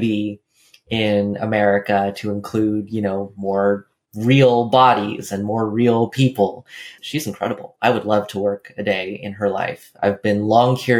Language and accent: English; California, United States; I grew up in California